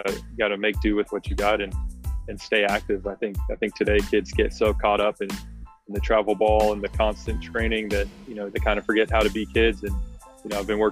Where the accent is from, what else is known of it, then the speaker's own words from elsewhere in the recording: Oakland, California, United States; I grew up in Oakland, California